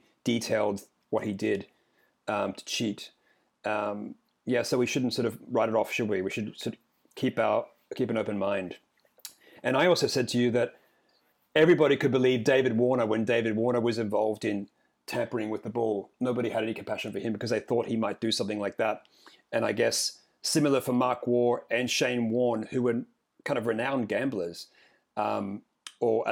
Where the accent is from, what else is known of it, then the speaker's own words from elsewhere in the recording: Australia; When I was growing up in Australia